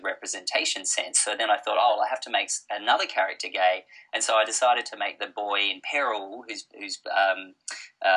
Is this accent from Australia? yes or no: yes; Blue Mountains, outside Sydney, New South Wales, Australia; now in Melbourne, Australia; I grew up in the Blue Mountains outside of Sydney